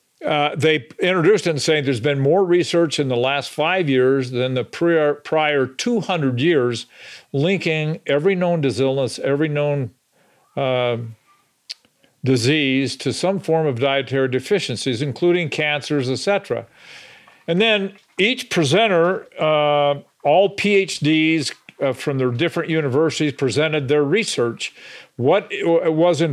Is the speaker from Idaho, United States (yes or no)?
yes; Idaho, United States; I grew up in Idaho on a farm